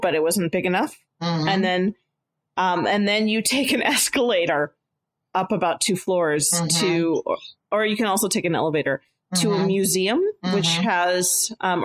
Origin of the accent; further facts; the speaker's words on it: United States; as an American